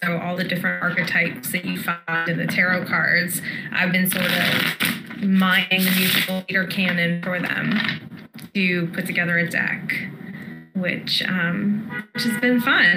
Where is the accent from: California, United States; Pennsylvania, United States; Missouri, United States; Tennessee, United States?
Pennsylvania, United States; Pittsburgh; now in New York City, United States; I'm from Pittsburgh, but I've lived in New York for fifteen years